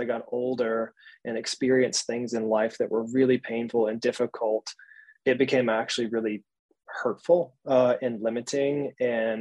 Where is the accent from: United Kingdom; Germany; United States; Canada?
United States; Georgia; I was raised in Georgia in the Bible Belt of the States. So the South, the good old South